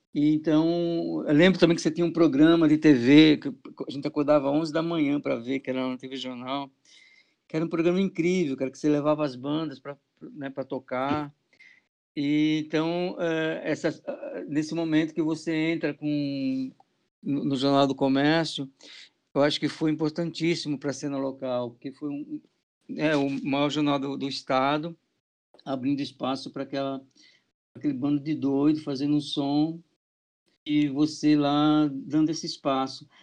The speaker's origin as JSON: {"language": "Portuguese", "region": "interior of São Paulo", "country": "Brazil", "tie": "born or raised there", "moved": "yes", "lives_now": "Recife, Brazil", "said": "desde moleque lá do interior de São Paulo, que eu sou do interior de São, do interior de São Paulo, eu mexia com festa"}